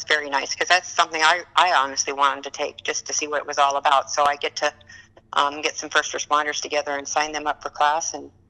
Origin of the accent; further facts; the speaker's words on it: Dillon, Montana, United States; now in McKenzie County, North Dakota, United States; my hometown of Dillon, Montana.